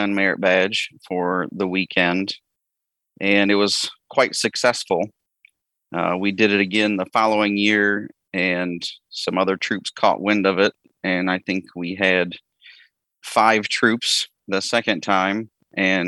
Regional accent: Ohio, United States; I'm from Ohio

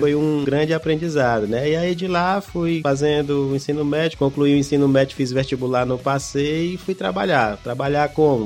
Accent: Teresina, Piauí, Brazil; Eu sou de Teresina desde que nasci

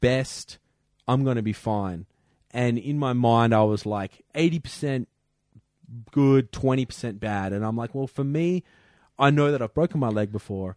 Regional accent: Perth, Western Australia, Australia; moved away; I come from Perth. It's the third windiest city in the world.

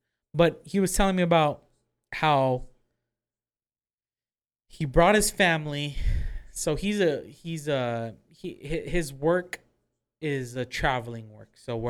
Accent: Houston, Texas, United States; Me, that I'm from Houston, I never see, like, rows and rows of flowers like this.

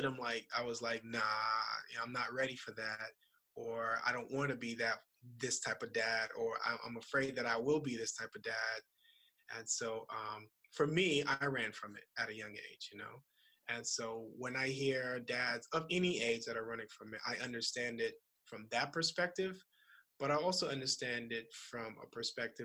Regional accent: Opa-locka, Florida, United States; I grew up in Miami in a city called Opa-locka.

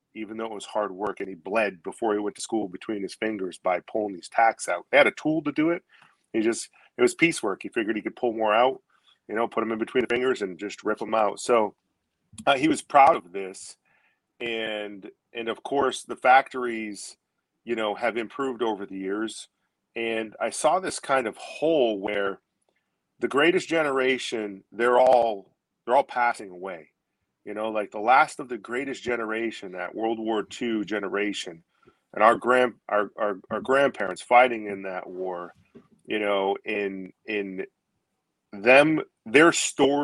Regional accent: Maine, United States; also born or lived in Gloucester, Massachusetts; Moved up here when I was a young kid, maybe 8 years old

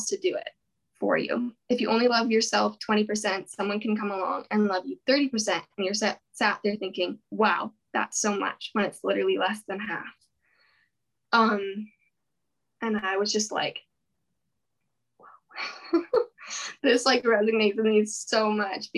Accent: Penticton, British Columbia, Canada; I grew up in Penticton

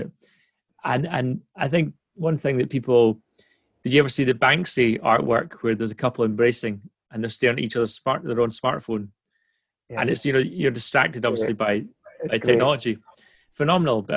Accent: Dundee, Scotland, United Kingdom; I was born outside Dundee. I used to be quite embarrassed the fact I was from Dundee originally

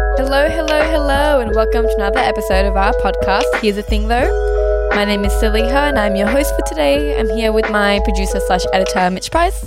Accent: Australia; born here, like, yeah, I live here, this, I'm a citizen of Australia

